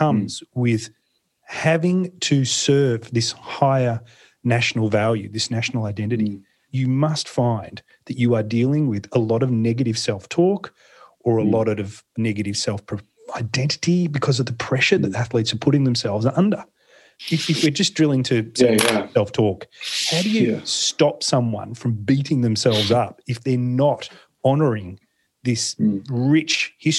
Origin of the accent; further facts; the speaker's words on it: Australia; now in Europe; as an Australian that's living in Europe.